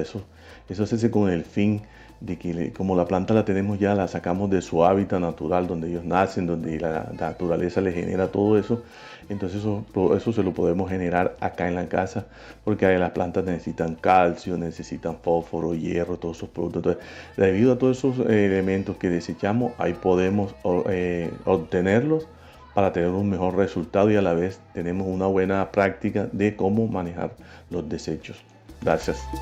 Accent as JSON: {"language": "Spanish", "town": "San Juan Nepomuceno", "region": "Bolívar", "country": "Colombia", "tie": "born or raised there", "said": "nacido y criado en los Montes de María, más exclusivamente en el municipio de San Juan Nepomuceno"}